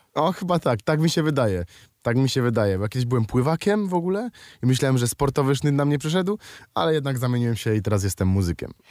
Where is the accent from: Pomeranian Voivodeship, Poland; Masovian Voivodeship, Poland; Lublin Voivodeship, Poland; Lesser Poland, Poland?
Lesser Poland, Poland; Kraków; Ja jestem z Krakowa